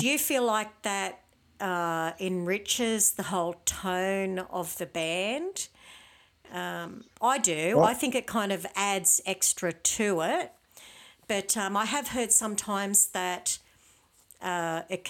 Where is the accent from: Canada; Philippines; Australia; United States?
Australia; Tenterfield, New South Wales; now in Sydney, Australia; I'm from Tenterfield myself